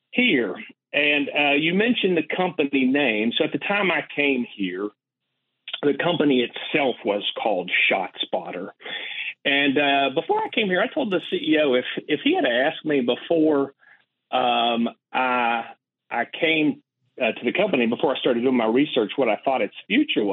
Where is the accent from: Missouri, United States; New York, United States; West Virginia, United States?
West Virginia, United States; moved away; I was born and raised in West Virginia.